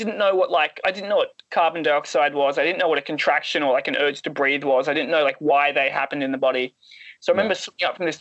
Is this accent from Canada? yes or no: no; Australia; being Australian